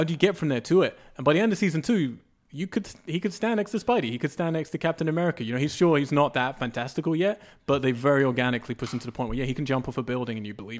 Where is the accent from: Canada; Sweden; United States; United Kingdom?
United Kingdom; England; I'm English.